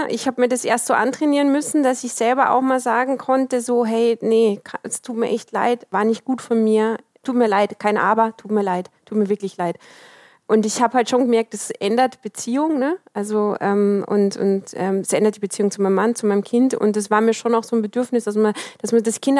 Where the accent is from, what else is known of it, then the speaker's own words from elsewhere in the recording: Austria; das ist genau das, weil ich bin in Österreich groß geworden. Meine Oma war ähm, Flüchtling.